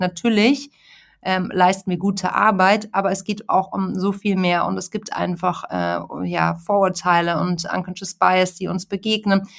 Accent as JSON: {"language": "German", "town": "Munich", "region": "Bavaria", "country": "Germany", "tie": "born or raised there", "also_born_or_lived": "Hamburg", "moved": "yes", "said": "Ich bin ja mittlerweile in München. Ich bin auch gebürtige Münchnerin"}